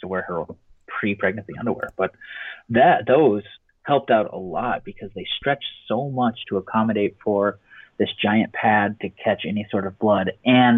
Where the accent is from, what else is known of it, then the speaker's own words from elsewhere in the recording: Colorado, United States; I'm originally from Colorado